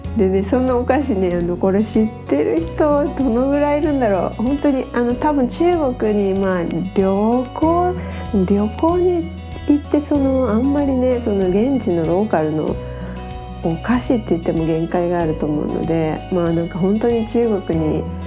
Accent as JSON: {"language": "Japanese", "country": "Japan", "tie": "born or raised there", "also_born_or_lived": "France / Shanghai, China", "moved": "as an adult", "said": "日本人として生まれて"}